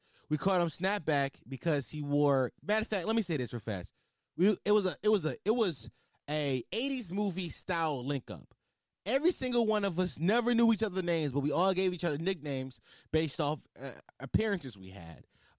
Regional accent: Philadelphia, Pennsylvania, United States; Also, they called me … because I'm from Philly.

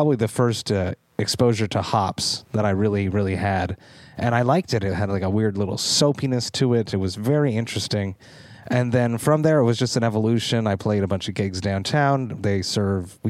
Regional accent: Deux-Montagnes, Quebec, Canada; now in Montreal, Canada; I'm from Two Mountains, which is just outside of Montreal. And there was a very big, there still is a little bit now, English population. So I am an Anglophone Quebecer from Montreal.

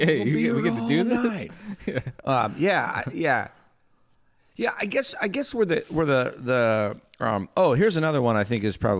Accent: North Carolina, United States; I grew up in North Carolina.

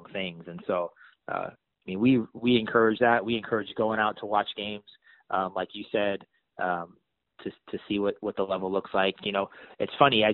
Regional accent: San Francisco, California, United States; I grew up in San Francisco

